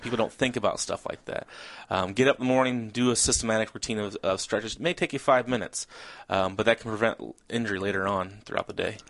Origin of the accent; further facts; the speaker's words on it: Peoria, Illinois, United States; born and raised in Peoria area. I uh, was uh, gr- grew up right outside of uh, Peoria